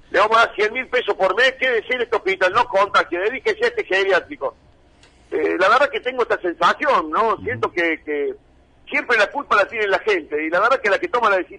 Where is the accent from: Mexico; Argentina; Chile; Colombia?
Argentina; nosotros siempre nos comparamos y no nos damos cuenta que así somos los argentinos, de pedantes, soberbios, agrandados.